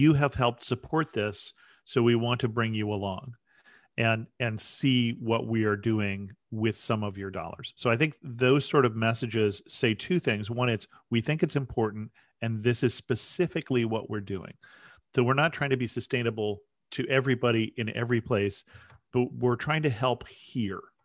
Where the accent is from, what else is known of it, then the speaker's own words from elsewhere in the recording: United States; I'm, I'm an American